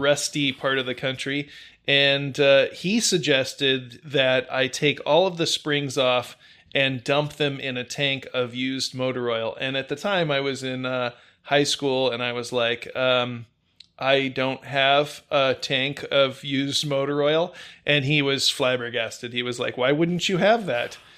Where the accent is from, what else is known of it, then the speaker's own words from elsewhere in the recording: Indiana, United States; moved away; I'm originally from the Salt Belt, Indiana, to be specific